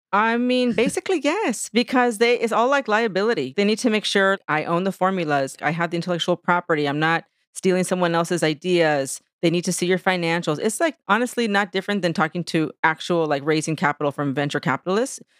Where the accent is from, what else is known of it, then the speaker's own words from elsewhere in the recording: San Diego, California, United States; moved away as an adult; now in New York City, United States; I am originally from San Diego, California, which is where I'm at right now in this moment, actually, for work. But I live in New York. I've been in New York City for twenty-three years